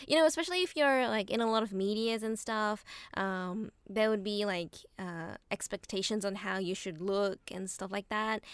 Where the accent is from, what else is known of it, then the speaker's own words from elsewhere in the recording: Australia; now in Japan; I grew up in Australia